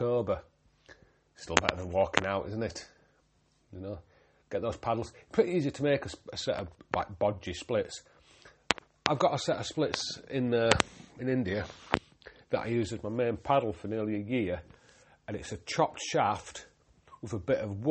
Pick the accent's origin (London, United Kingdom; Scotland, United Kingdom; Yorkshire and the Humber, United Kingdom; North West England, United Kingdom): Yorkshire and the Humber, United Kingdom; I'm a Yorkshireman